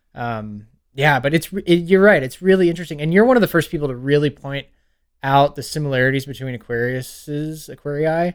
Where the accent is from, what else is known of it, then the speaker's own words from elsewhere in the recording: Pflugerville, Texas, United States; moved away as an adult; now in Lafayette, United States; I grew up in Pflugerville until yeah. I was 18